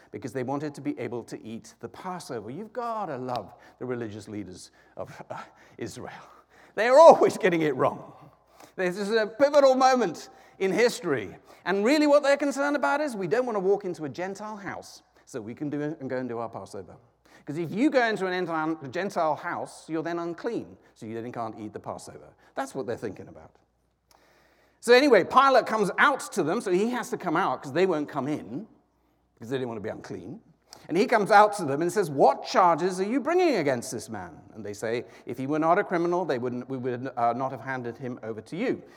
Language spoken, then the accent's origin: English; United Kingdom; now in United States; I'm a Brit